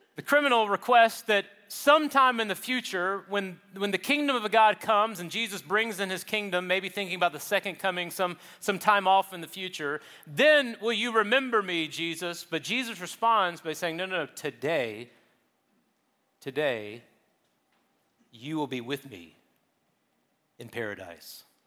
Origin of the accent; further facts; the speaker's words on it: Charleston, South Carolina, United States; where I grew up in South Carolina, Charleston